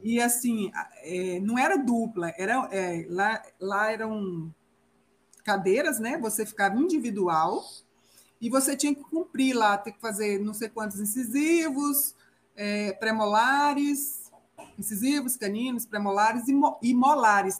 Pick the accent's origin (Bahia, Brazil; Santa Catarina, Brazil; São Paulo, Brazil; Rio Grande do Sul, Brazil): Bahia, Brazil; Guanambi; moved away as an adult; now in Vila Nova de Gaia, Portugal; Eu sou natural de Guanambi, Bahia. Hoje eu moro em Vila Nova de Gaia, que pertence ao Porto